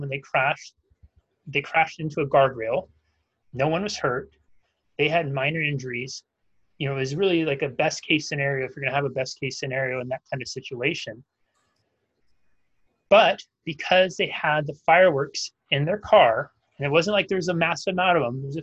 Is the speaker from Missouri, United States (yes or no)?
no; Northern California, United States; Where I grew up in Northern California